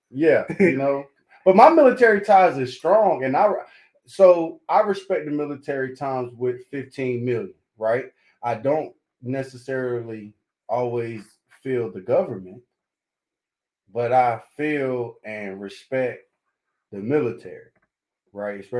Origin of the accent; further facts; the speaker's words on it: Raleigh, North Carolina, United States; We love Atlanta, but I ain't from Atlanta. I'm from North Carolina. So shout out to North Carolina, Raleigh, North Carolina on the map.